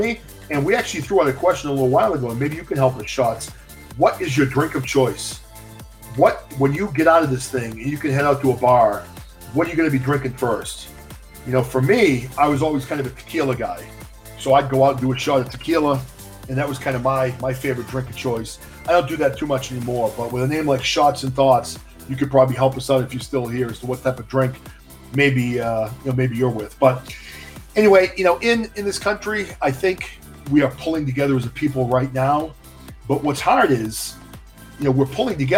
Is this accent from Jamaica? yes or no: no; about an hour west of Boston, Massachusetts, United States; I am from Massachusetts, about an hour west of Boston